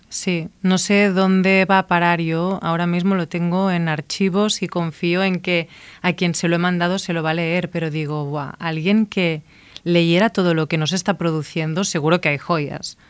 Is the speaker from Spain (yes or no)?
yes; Igualada, Catalonia, Spain; moved away as an adult; also born or lived in Barcelona / New York; now in Madrid, Spain; yo soy de Igualada